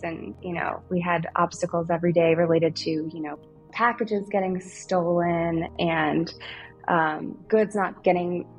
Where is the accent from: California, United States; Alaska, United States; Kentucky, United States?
Kentucky, United States; moved away; I'm from Kentucky originally